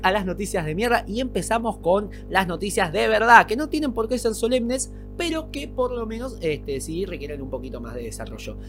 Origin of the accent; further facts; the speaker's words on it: Argentina; yo soy argentino.